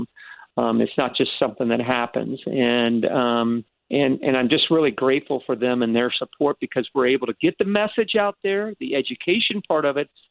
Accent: Florida, United States; I was born and raised in Florida. I'm a third generation Floridian

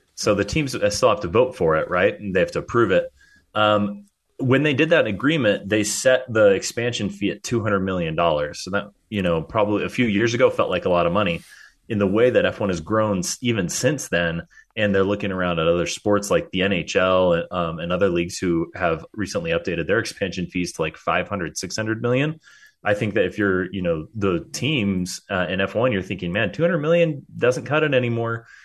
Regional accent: United States; as an American

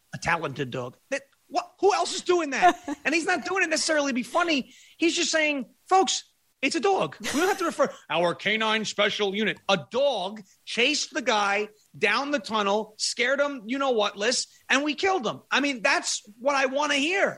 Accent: Long Island, New York, United States; now in Tennessee, United States; I'm from Long Island. I grew up on Long Island. I live in Tennessee now

